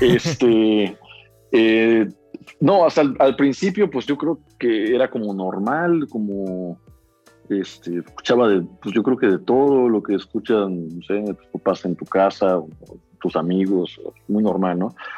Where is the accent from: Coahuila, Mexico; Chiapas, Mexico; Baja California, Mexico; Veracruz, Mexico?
Veracruz, Mexico; Xalapa; nací aquí en Jalapa